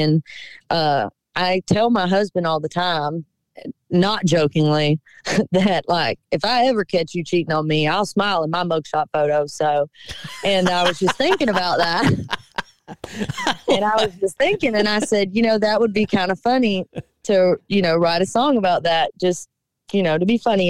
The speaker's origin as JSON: {"language": "English", "town": "Cochran", "region": "Georgia", "country": "United States", "tie": "born or raised there", "moved": "yes", "said": "being back in my hometown"}